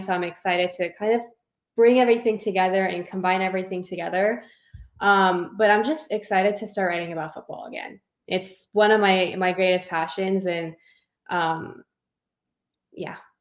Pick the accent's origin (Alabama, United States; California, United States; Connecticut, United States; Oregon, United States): California, United States; Southern; I grew up in Southern California